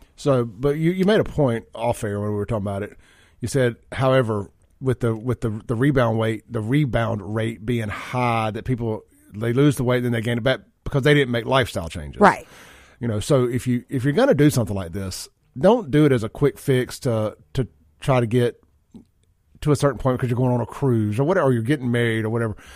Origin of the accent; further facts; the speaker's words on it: Byram, United States; growing up in Byram